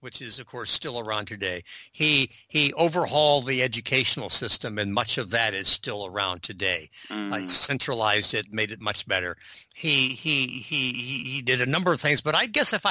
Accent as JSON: {"language": "English", "country": "United States", "moved": "yes", "lives_now": "Canada", "said": "as an American, admittedly living in Canada now, but as an American"}